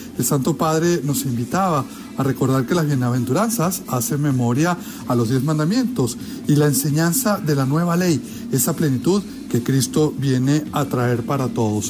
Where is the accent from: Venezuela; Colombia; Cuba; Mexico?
Venezuela; Desde mi querida Venezuela, mi tierra natal